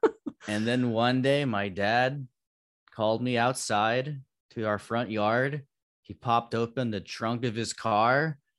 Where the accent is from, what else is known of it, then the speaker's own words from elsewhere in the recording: Palos Verdes, California, United States; also born or lived in Torrance; Yeah, LA County. I grew up in the Torrance area, mainly in Palos Verdes most of my life.